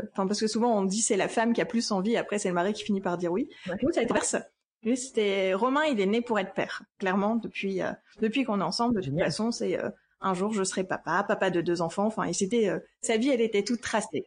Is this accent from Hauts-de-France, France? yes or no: yes; Lille, Hauts-de-France, France; je viens de Lille